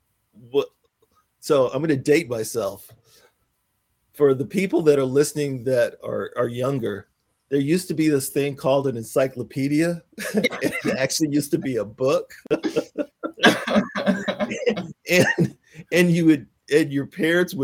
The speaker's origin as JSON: {"language": "English", "town": "Pensacola", "region": "Florida", "country": "United States", "tie": "born or raised there", "moved": "yes", "said": "I grew up in Pensacola, Florida"}